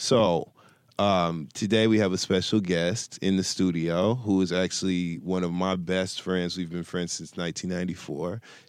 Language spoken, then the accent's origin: English; Flint, Michigan, United States; now in Los Angeles, United States; I'm actually from Flint, Michigan. That's where I was born and raised.